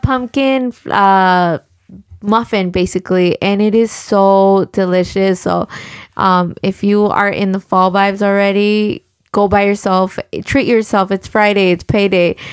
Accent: Mexico; now in United States; I was born in Mexico

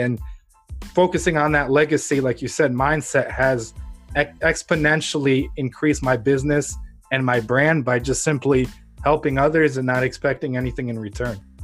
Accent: Ukraine; now in United States; I was born in Ukraine under the Soviet Union

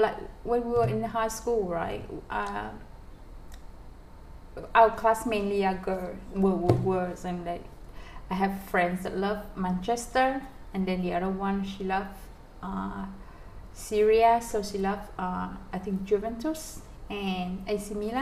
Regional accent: Vietnam

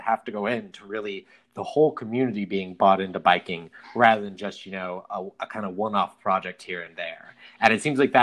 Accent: Preston, Idaho, United States; moved away; my hometown, Preston, Idaho, where I grew up

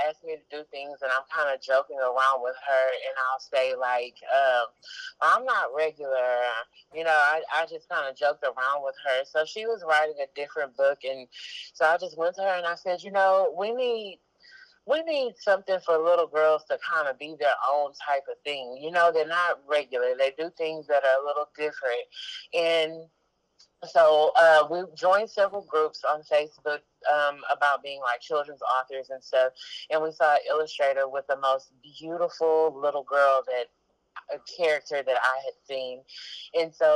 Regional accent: Galveston, Texas, United States; I was born and raised in Galveston, Texas

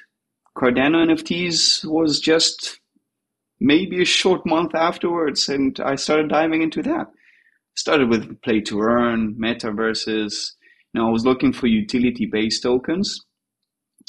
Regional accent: Tel Aviv, Tel Aviv District, Israel; I'm from Tel Aviv in Israel.

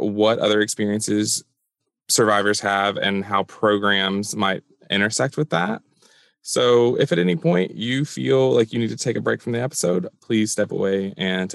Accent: Middle Tennessee, United States; I grew up in Middle Tennessee

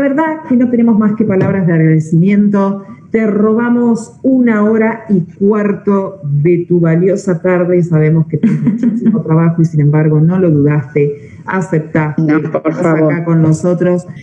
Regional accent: Stroeder, Buenos Aires, Argentina; Yo también soy de un pueblo que tiene 2.000 habitantes, mi pueblo se llama Estrueder, está a 80 kilómetros de acá de Carmen de Patagones toda la vida y encima en el campo

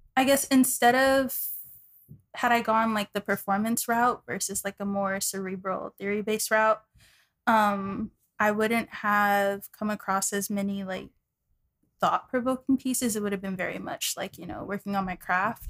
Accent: Dallas, Texas, United States; moved away as an adult; also born or lived in New York; I'm from Dallas, Texas

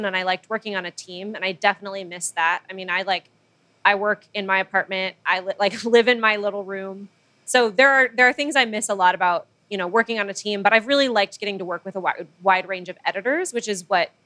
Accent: Manila, Metro Manila, Philippines; moved away as an adult; now in United States; I grew up in the Philippines and moved to the U.S. basically for college. So when I was about 18

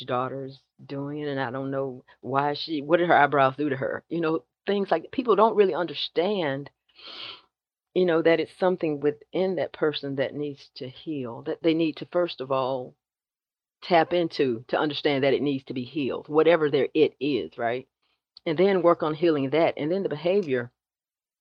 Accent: South Georgia, United States; growing up in the South

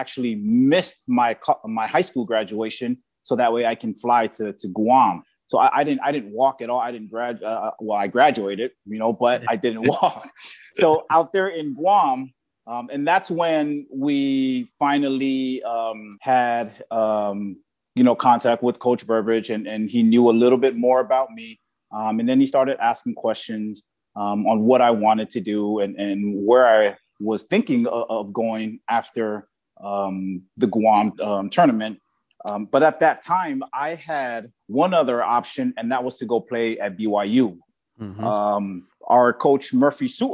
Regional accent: Nu'uuli, American Samoa; moved away as an adult; now in Los Angeles, United States; I was born and raised in Samoa

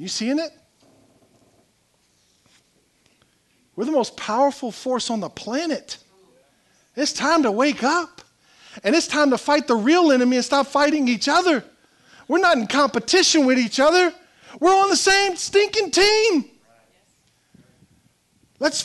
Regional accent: South Louisiana, United States; We're from South Louisiana

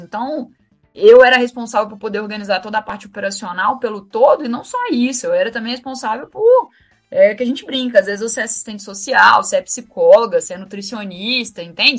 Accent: Minas Gerais, Brazil; eu sou de Minas, né? E como boa mineira, como tradição de todo mineiro, domingo é dia de assistir futebol na casa da avó

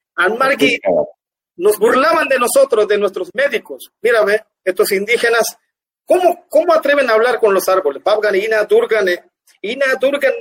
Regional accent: Guna Yala, Panama; also born or lived in Ustupu / Cartí; Yo nací en Eustupuyu y Ogopsukum, pero mi infancia, los primeros 3, 4, 5 años creo que yo viví, viví en el sector Cartí

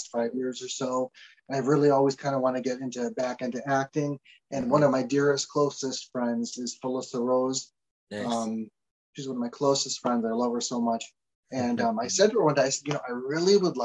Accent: Connecticut, United States; I'm from Connecticut

